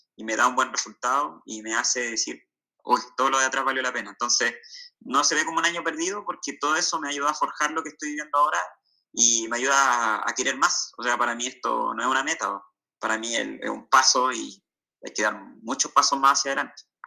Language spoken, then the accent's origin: Spanish; Santiago, Santiago Metropolitan Region, Chile; now in southern Chile, Chile; actualmente yo estoy viviendo en el sur de Chile, yo soy de Santiago, del centro